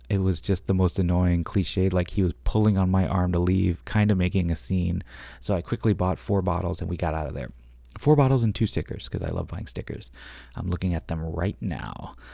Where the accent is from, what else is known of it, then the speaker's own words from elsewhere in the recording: Maine, United States; moved away; also born or lived in New York; I was born in Maine, but I've never been north of, um, I don't know, like Freeport, basically